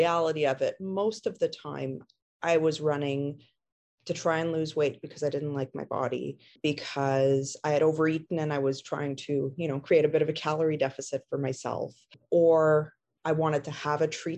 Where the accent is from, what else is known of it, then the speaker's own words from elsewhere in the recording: Montreal, Quebec, Canada; now in Ontario, Canada; I am originally from Montreal, actually, but have moved out to a smaller town in Ontario